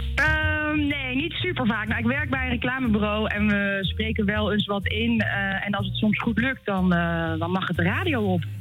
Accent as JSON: {"language": "Dutch", "town": "Gouda", "region": "South Holland", "country": "Netherlands", "tie": "born or raised there", "accent": "Rotterdamse", "said": "ik ben natuurlijk opgegroeid in Gouda"}